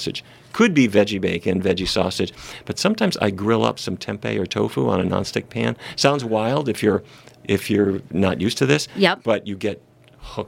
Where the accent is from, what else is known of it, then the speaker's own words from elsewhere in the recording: North Dakota, United States; I grew up in North Dakota